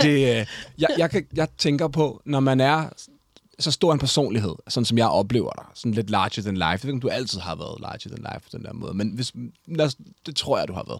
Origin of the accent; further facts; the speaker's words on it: Denmark; jeg er vokset op ude i Hyundai